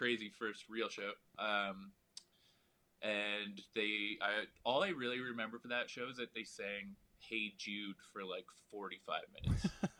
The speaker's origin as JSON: {"language": "English", "town": "London", "region": "Ontario", "country": "Canada", "tie": "born or raised there", "said": "London, Ontario."}